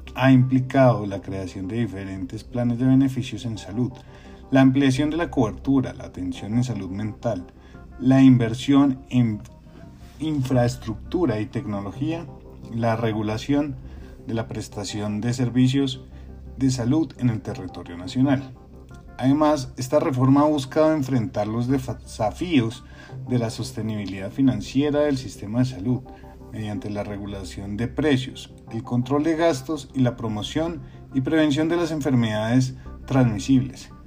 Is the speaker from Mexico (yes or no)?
no; Colombia; como colombianos